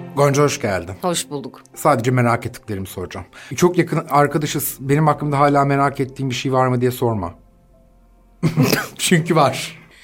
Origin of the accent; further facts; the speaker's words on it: Düzce, Turkey; Ben de Düzceliyim